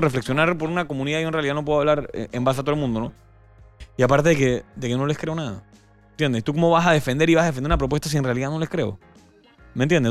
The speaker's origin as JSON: {"language": "Spanish", "country": "Panama", "said": "hablo como panameño"}